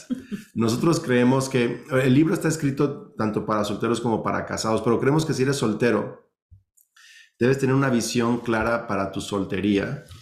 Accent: Mexico; aunque los dos tenemos familias que crecimos en México, viven en México, pero nuestros papás son de Estados Unidos, somos biculturales, bilingües.

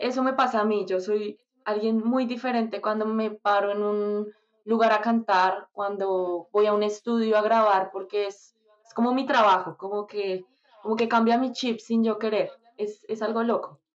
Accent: Bogotá, Colombia; moved away; soy de Bogotá soy de Bogotá, Colombia

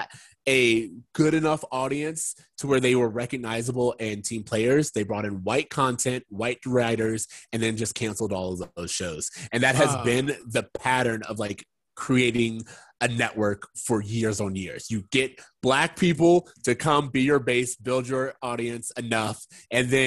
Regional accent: Kissimmee, Florida, United States; moved away; also born or lived in Virginia; my mom moved to Orlando, Kissimmee at the time

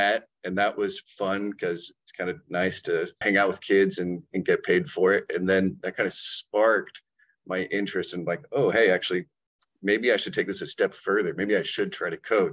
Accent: Eugene, Oregon, United States; I'm from Eugene, Oregon, born and raised.

